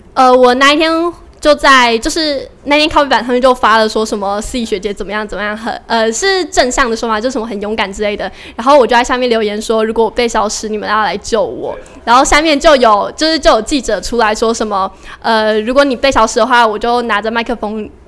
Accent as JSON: {"language": "Chinese", "region": "Tainan", "country": "Taiwan", "tie": "born or raised there", "said": "因为台南是我的故乡"}